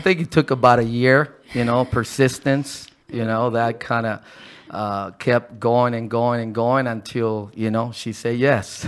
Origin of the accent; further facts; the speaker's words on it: Ensenada, Baja California, Mexico; moved away as an adult; I was born here in Ensenada.